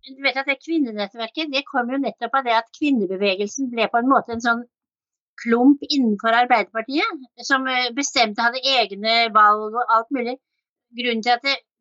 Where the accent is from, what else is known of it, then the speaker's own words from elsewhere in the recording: Oslo, Norway; moved away as an adult; now in Kragerø, Norway; Jeg er født og oppvokst i Oslo